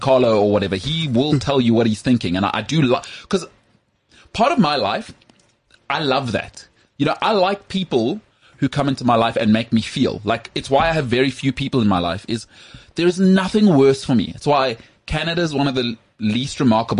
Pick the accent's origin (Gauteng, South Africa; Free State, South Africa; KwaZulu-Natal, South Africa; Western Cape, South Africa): Gauteng, South Africa; West Rand; I'm from the West Rand